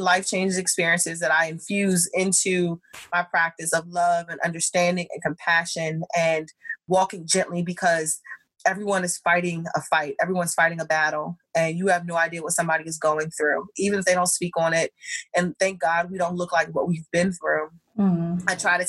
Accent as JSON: {"language": "English", "country": "Thailand", "tie": "born or raised there", "said": "I grew up in Thailand."}